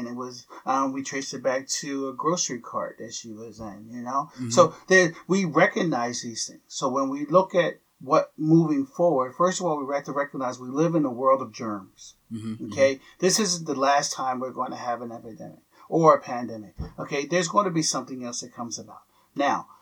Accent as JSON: {"language": "English", "town": "Philadelphia", "region": "Pennsylvania", "country": "United States", "tie": "born or raised there", "said": "I grew up in Philadelphia"}